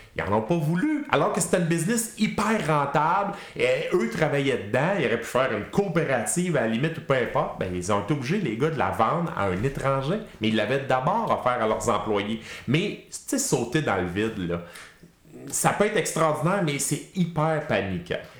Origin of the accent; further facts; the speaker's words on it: Quebec, Canada; les vrais Québécois d'origine